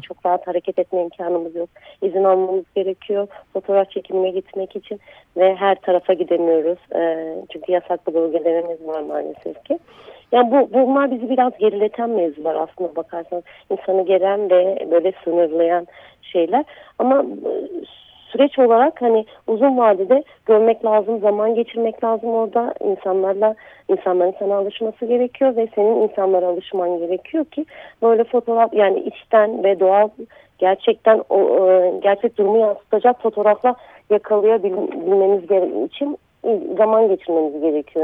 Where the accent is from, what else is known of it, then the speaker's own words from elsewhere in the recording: Tunceli Province, Turkey; moved away; also born or lived in Diyarbakır; Ben e, Dersimliyim ve Diyarbakır'da yaşıyordum